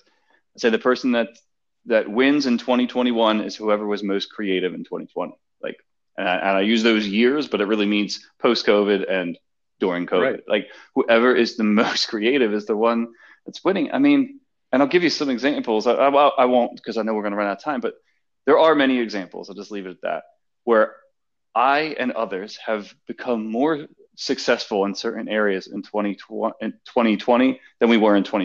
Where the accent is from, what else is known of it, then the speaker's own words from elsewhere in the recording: Philadelphia, Pennsylvania, United States; accent: harsh Philly; my harsh Philly accent